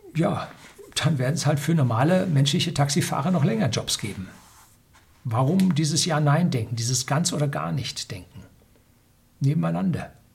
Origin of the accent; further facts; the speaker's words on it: Germany; bei uns in Deutschland